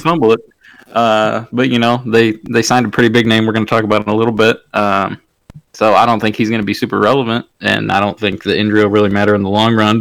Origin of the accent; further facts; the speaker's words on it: Michigan, United States; I am from Michigan